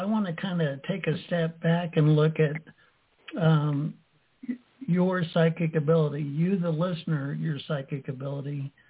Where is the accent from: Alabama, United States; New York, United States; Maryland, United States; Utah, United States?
Utah, United States; I grew up staunch Mormon in Utah